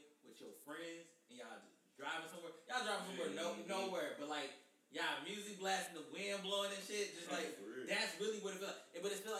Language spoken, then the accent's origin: English; Dellwood, Missouri, United States; I'm from Delwood